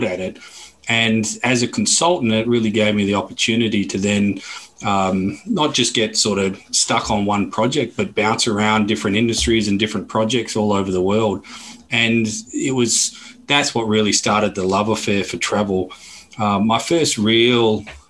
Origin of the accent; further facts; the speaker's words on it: Perth, Western Australia, Australia; accent: Australian; moved away as an adult; also born or lived in Melbourne / Bali / Barcelona / Cape Town; now in London, United Kingdom; born and bred in Perth in Western Australia